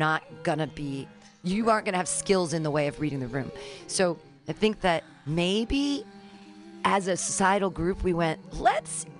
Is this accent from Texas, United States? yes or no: no; California, United States; I'm from California